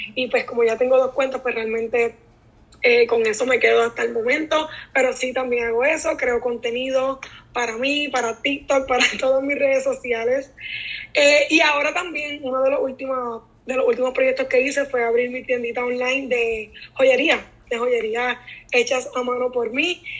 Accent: Naranjito, Puerto Rico; soy de Naranjito y soy maestra

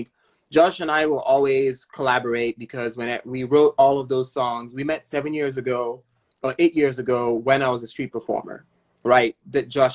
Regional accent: Nigeria; now in San Francisco, United States; Nigeria, where my home country

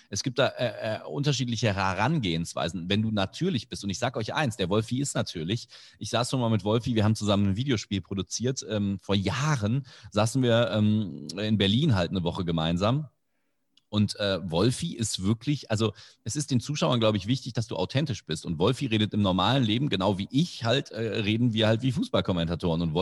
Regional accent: Indonesia; German is a second language; ich zum Teil ja auch mit der deutschen Sprache als Fremdsprache aufgewachsen bin. Du hast erwähnt, ich bin in Indonesien aufgewachsen.

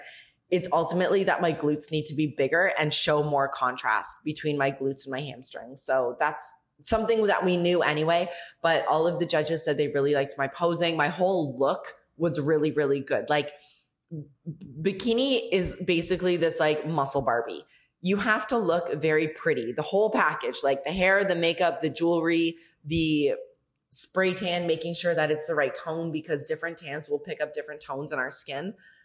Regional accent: Canada; now in Mexico; from Mexico. I am not … from Canada.

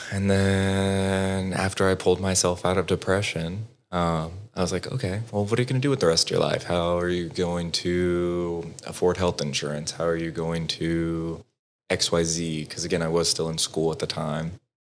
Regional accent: Texas, United States; now in Dallas, United States; I grew up in Broward, Texas

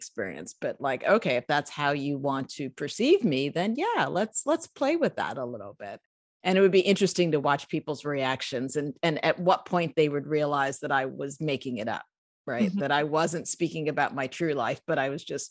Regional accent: New York City, New York, United States; I'm from the Bronx, grew up in the Bronx here in New York City

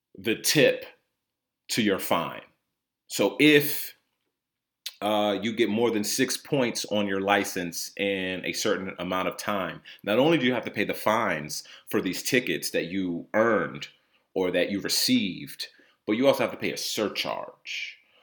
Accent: New Jersey, United States; also born or lived in Connecticut; I was born in Connecticut. Um, I lived m, most of my life in the state of New Jersey

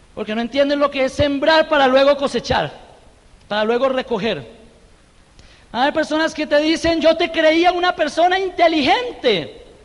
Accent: Colombia; moved away; also born or lived in Birmingham

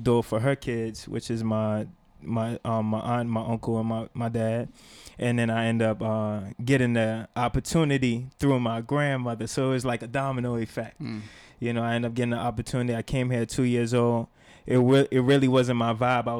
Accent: Georgetown, Demerara-Mahaica, Guyana; Born and raised in Georgetown, Guyana, South America.

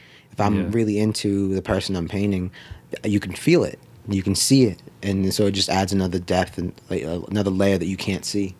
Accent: Brockton, Massachusetts, United States; moved away as an adult; now in Florida, United States; I grew up in the Northeast. I grew up in a town in Massachusetts called Brockton, Massachusetts.

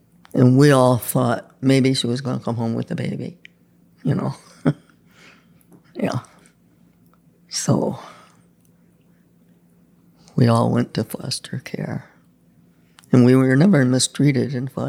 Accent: Pendleton, New York, United States; also born or lived in Lockport, New York; Pendleton, New York

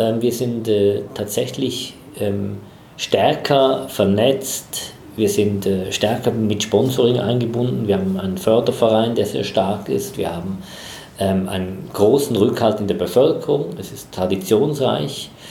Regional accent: Chur, Graubünden, Switzerland; moved away as an adult; also born or lived in Basel / Essen / Düsseldorf / Madrid; now in Bad Gandersheim, Germany; ich komme aus der Schweiz. In der Schweiz gibt es wenig große Städte. Es gibt Basel, es gibt Zürich. So, mhm. Die anderen das sind so kleinere Städte. Ich komme aus den, äh, aus den Bergen, aus Chur

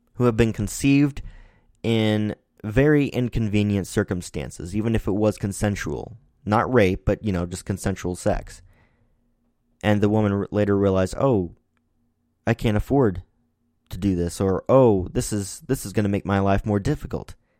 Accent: Missouri, United States; my home state here in Missouri

